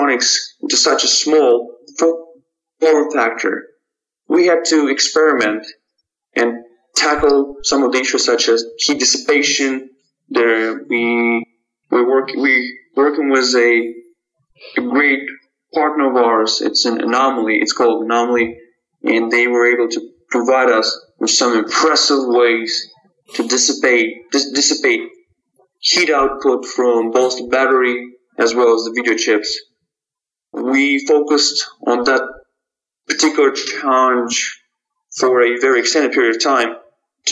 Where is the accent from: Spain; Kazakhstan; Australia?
Kazakhstan; Almaty; moved away; my original hometown in Almaty, Kazakhstan, where I was born and raised.